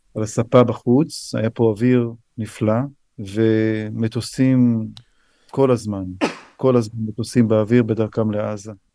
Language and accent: Hebrew; Israel; also born or lived in United States; now in Ness Ziona, Israel; אני נולדתי פה, אני גדלתי פה, זאת מולדתי